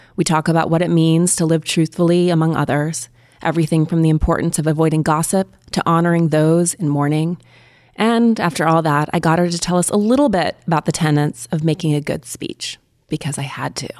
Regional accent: Montana, United States; I grew up in Montana

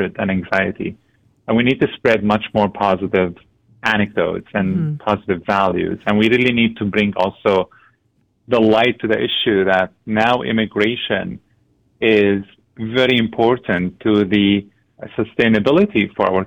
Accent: Syria; also born or lived in Lebanon; now in Antigonish, Canada; My family and I come from Syria. We fled the country

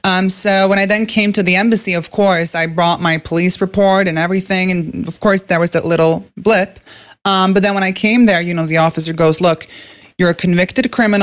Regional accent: Norway; first language Norwegian; English is a second language; moved away as an adult; now in United States; I'm from Norway. Yeah. So I lived in Norway my whole life.

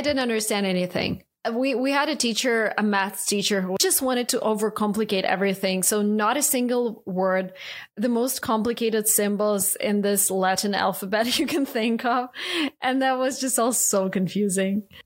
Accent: Saint Petersburg, Russia; English is a second language; moved away as an adult; I grew up in Russia, St. Petersburg, and spent the first 25 years of my life there.

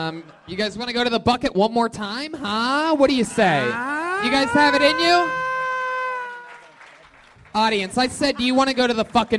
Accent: Ohio, United States; now in Los Angeles, United States; I'm originally from Ohio.

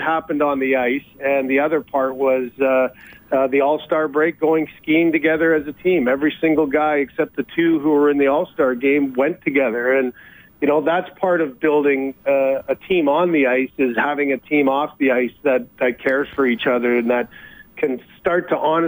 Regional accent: London, Ontario, Canada; it's London, Ontario, which is my hometown

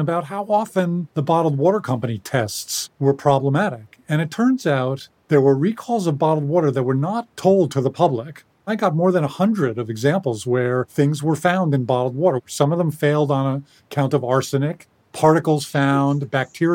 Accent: New York City, New York, United States; I grew up in New York City

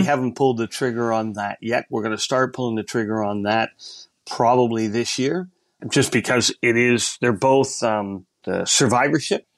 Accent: Canada; also born or lived in United States; now in Australia; I'm an American citizen, yes. Originally born in Canada

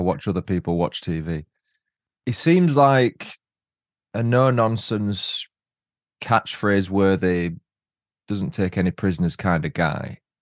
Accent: Huddersfield, Yorkshire and the Humber, United Kingdom; my hometown, Huddersfield

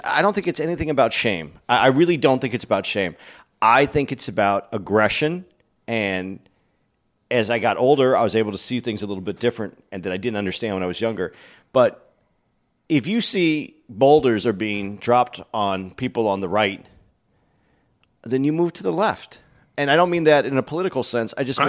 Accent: Arizona, United States; I grew up in Arizona, which is a little different than growing up in L.A.

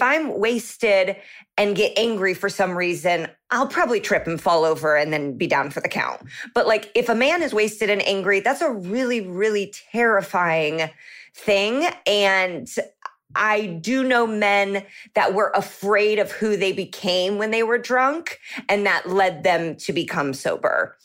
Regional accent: Indianapolis, Indiana, United States; moved away as an adult; now in Los Angeles, United States; I'm from the Indianapolis

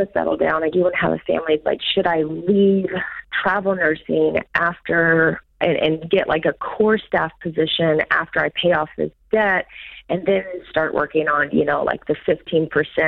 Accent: Arkansas, United States; I'm from Arkansas

